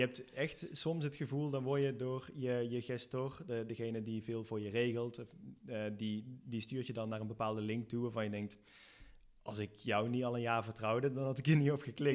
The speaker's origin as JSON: {"language": "Dutch", "country": "Netherlands", "moved": "yes", "lives_now": "Spain", "said": "als Nederlander"}